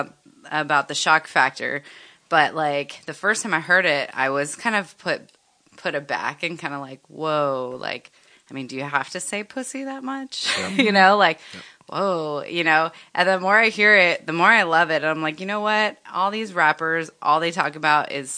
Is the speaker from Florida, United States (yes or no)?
yes; Miami, Florida, United States; growing up in Miami